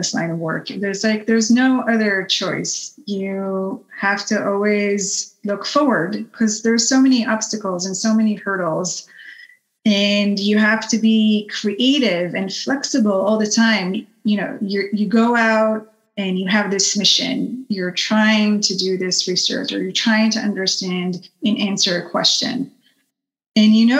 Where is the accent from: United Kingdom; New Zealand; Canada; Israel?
Israel; moved away; I'm Israeli, and I was born in Israel and lived there my entire life